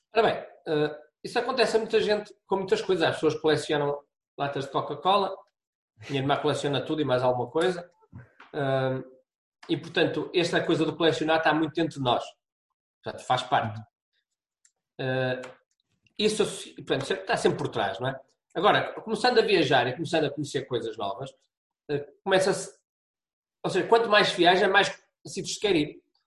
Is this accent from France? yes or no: no; Braga, Norte, Portugal; moved away as an adult; also born or lived in Porto; sou, sou de Braga, vim para o Porto